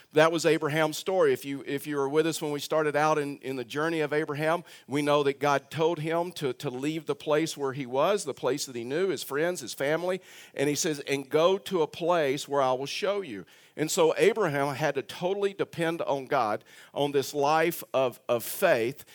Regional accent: Texas, United States; I'm a Texan

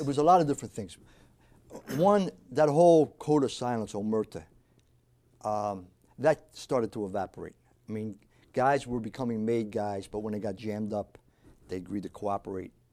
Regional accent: New Jersey, United States; also born or lived in South Philadelphia, Pennsylvania; I was born in South Philadelphia. We moved to New Jersey when I was about four years old.

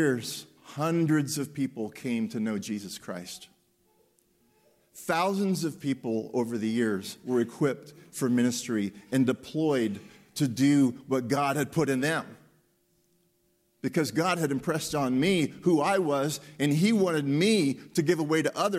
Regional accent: Pennsylvania, United States; I was born and raised in Pennsylvania

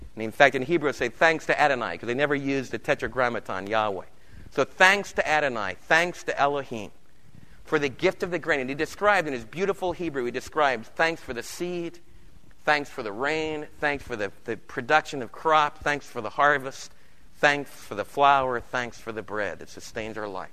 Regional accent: New York City, New York, United States; I remember in New York City in the Lower East Side being a little storefront church, and the lady that took care of me when I was a kid, she lived in our home

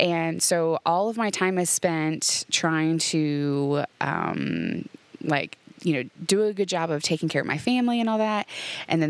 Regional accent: Ohio, United States; moved away as an adult; now in Tennessee, United States; I grew up in Ohio, which actually might be obvious from an accent that people tell me that I have

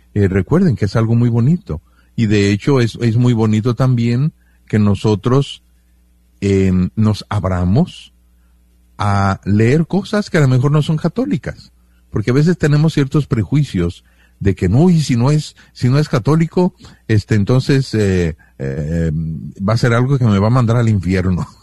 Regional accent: Mexico; Yo me siento bien mexicano

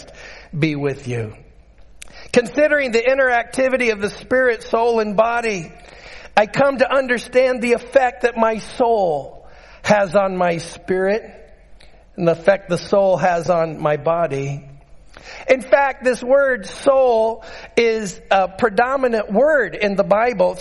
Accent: Utqiagvik, Alaska, United States; I grew up in Barrow

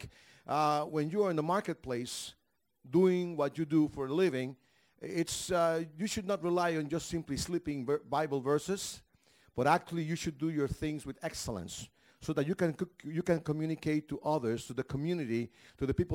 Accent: Panama; I'm from Panama.

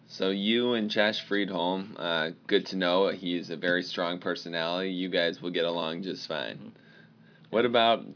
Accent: Ann Arbor, Michigan, United States; I of course am from Michigan, from Ann Arbor.

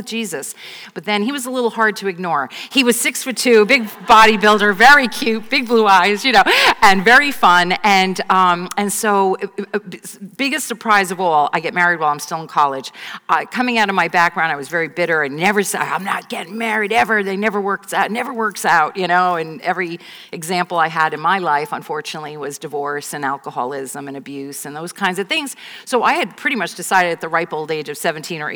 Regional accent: right outside the Bronx, New York, United States; I grew up right outside the Bronx

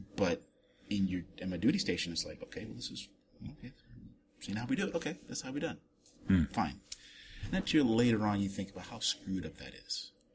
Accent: Germany; moved away; I grew up in Germany

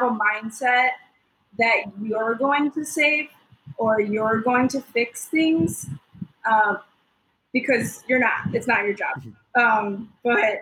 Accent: United States; moved away; I am somebody from the States living here

